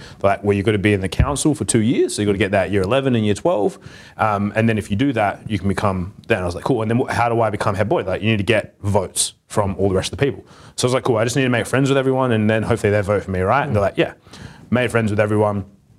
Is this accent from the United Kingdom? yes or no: no; Perth, Western Australia, Australia; I'm from Perth.